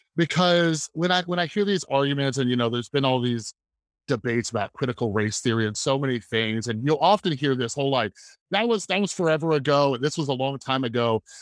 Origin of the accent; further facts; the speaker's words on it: Las Vegas, Nevada, United States; also born or lived in Central California / Southern California; I was born in Central California, moved down to Southern California, lived in Vegas most of my, most of my life.